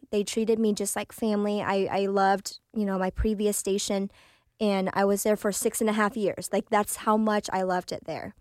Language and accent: English; Oklahoma City, Oklahoma, United States; English is a second language; also born or lived in Vietnam; I grew up in Oklahoma City, went to school uh, in Putnam City District